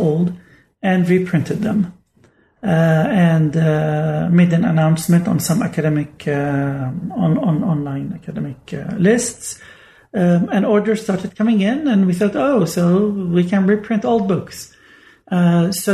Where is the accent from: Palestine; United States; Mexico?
Palestine; Bethlehem, West Bank; moved away as an adult; also born or lived in Oxford; I grew up in the Syriac church in Bethlehem